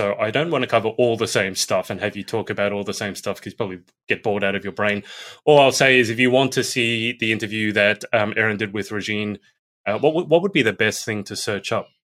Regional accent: Australia; I'm from Australia.

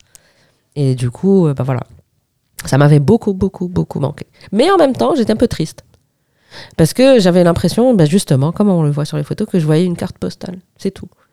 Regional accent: Algiers, Algiers Province, Algeria; moved away as an adult; now in Paris, France; j'avais plus de chez moi à Alger

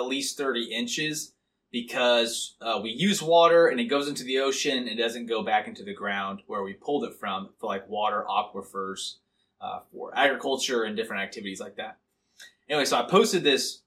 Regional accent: Missouri, United States; I am a man from Missouri

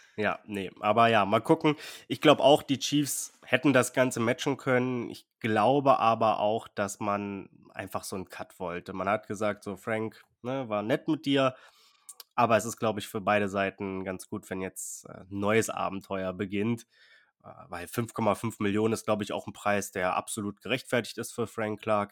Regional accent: Berlin, Germany; Ich bin auch in der Straße aufgewachsen in Berlin

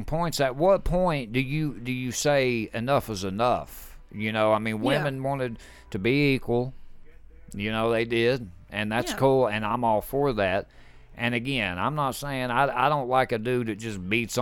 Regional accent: the South, United States; we're from the South

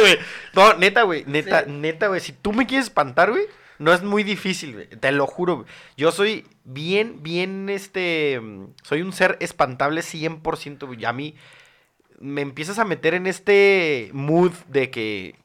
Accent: Mexico City, Mexico; yo soy del Distrito Federal de la Ciudad de México

